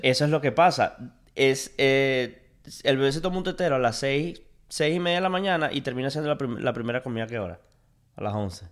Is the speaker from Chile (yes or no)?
no; Venezuela; now in United States; Soy, sigo siendo venezolano, pero quiero ser americano